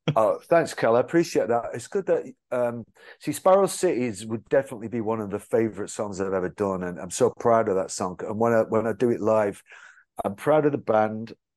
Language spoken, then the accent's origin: English; England, United Kingdom; I'm from England